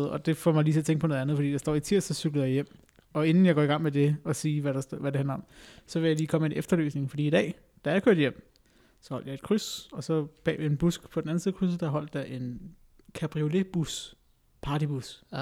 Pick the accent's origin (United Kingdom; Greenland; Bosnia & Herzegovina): Greenland; jeg er grønlænder